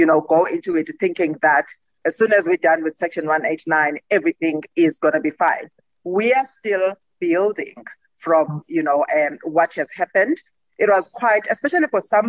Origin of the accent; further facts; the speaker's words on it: Gqeberha, Eastern Cape, South Africa; Gqeberha there. That's my hometown.